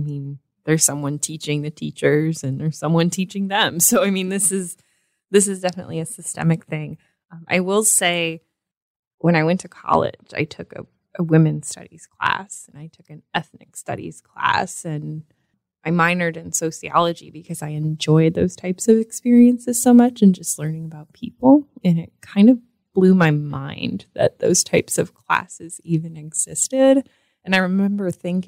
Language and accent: English; Sandusky, Ohio, United States; I grew up in Sandusky